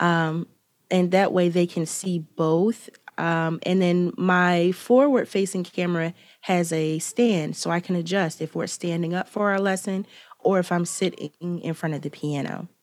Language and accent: English; Philadelphia, Pennsylvania, United States; I'm from Philadelphia